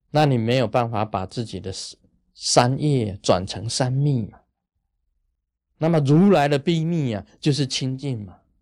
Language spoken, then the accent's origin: Chinese; Taiwan; 我们台湾人讲啊， 说头上三尺有神明啊